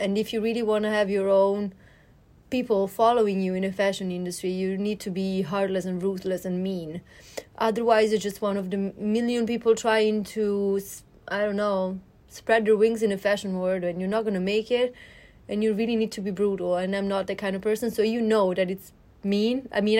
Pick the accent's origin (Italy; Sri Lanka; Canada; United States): Italy; Milan, Lombardy; Yes, I am.